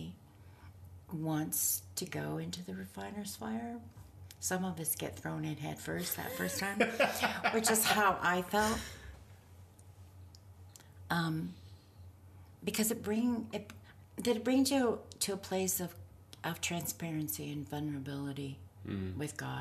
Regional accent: Canada; I don't know that I necessarily define myself first as a Canadian

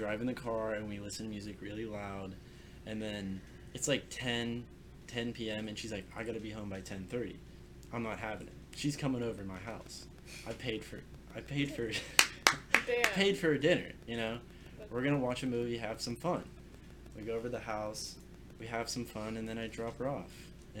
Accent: Pittsburgh, Pennsylvania, United States; I'm from the Pittsburgh area

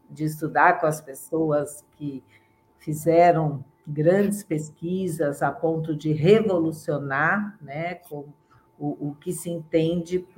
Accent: São Paulo, Brazil; born there; eu é, sou de família mineira, mas vivo em São Paulo, né? Nasci em São Paulo

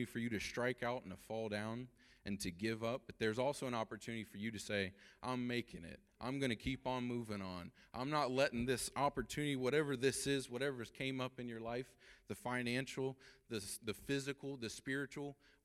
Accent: Ohio, United States; we're from Ohio

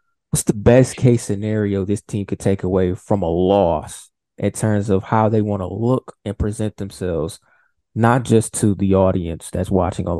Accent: Louisiana, United States; because I'm from Louisiana

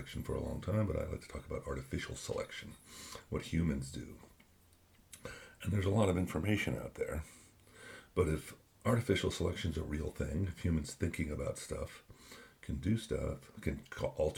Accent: New Jersey, United States; Growing up in New Jersey, I followed a lot of the New York teams

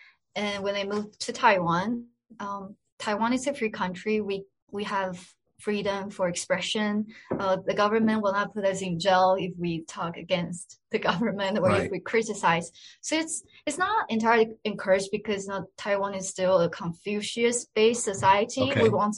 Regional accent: Pakistan; moved away as an adult; now in Israel; As I said, you know, growing up in Pakistan wasn't easy at all. I felt a lot of sacrifices I had to make, but I was willing to make those sacrifices. And I think the experience of living in Pakistan made me more resilient.

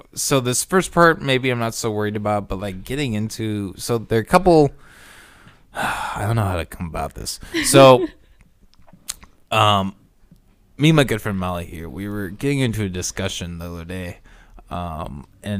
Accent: Orange City, United States; growing up in Orange City

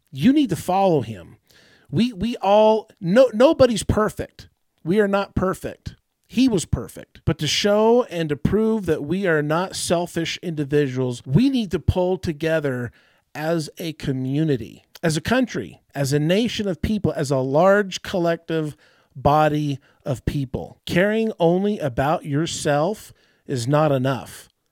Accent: United States; I'm, I'm an American

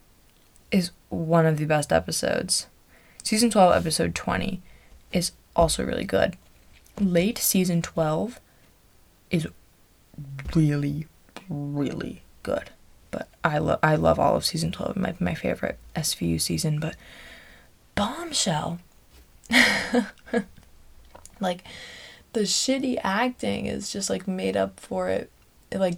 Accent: United States; as an American

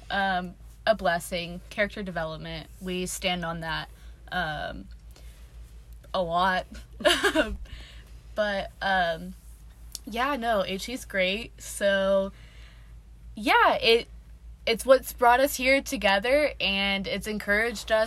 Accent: Texas, United States; moved away as an adult; now in Birmingham, United States; I'm from Texas

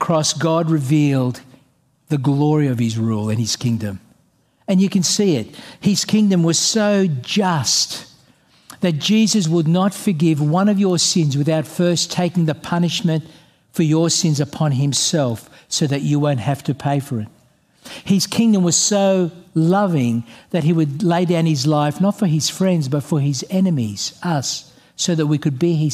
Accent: Australia; I'm an Australian

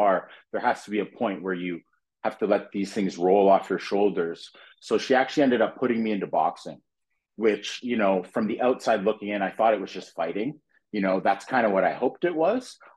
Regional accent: Fonthill, Ontario, Canada; also born or lived in North York, Toronto / Regent Park, Toronto / Scarborough, Toronto; I ended up moving to a little place called Font Hill. It's in the Niagara region, Pelham

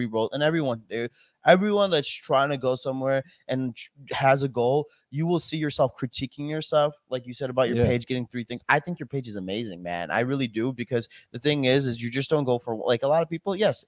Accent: United States; I was born in America

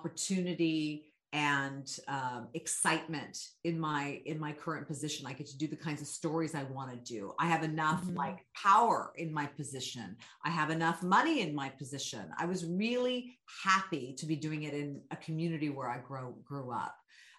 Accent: Sacramento, California, United States; my hometown

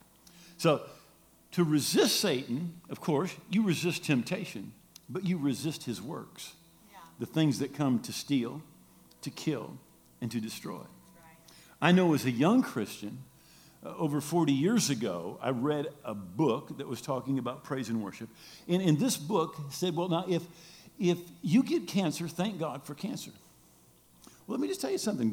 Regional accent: Grand Rapids, Michigan, United States; I'm from Grand Rapids, born and raised

